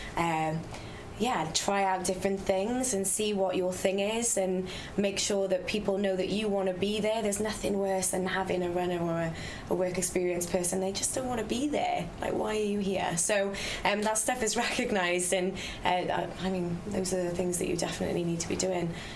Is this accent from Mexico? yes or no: no; Wales, United Kingdom; we're all Welsh